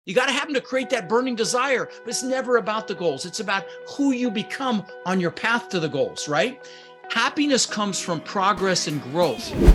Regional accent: Denver, Colorado, United States; English is a second language; also born or lived in Netherlands; I was born in the Netherlands, Holland, wooden shoes, windmills. um, immigrated when I was six years old with my brother Albert, my mother's Vancha, um, ended up in Denver, Colorado, where I lived for thirty years

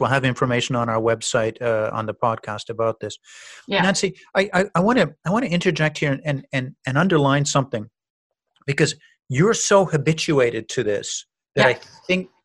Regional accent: Canada; moved away as an adult; now in United States; I'm a newly arrived immigrant in America. I'm a Canadian

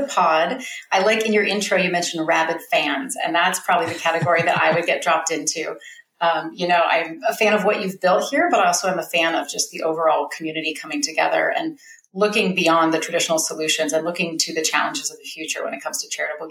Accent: Bay Area, California, United States; moved away as an adult; now in Alaska, United States; I'm a Californian originally. I was born and raised in the Bay Area

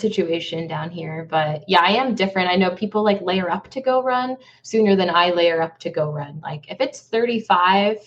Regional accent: Buffalo, New York, United States; moved away as an adult; now in Dallas, United States; I'm actually originally from Buffalo, New York. So I am from the Eastern time zone. It's where I was born and raised

